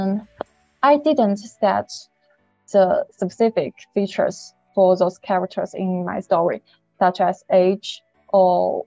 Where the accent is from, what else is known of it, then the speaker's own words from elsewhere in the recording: China; I come from China.